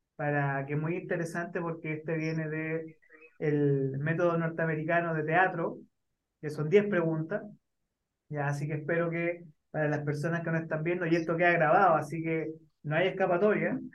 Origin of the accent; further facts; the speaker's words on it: Chile; siendo chileno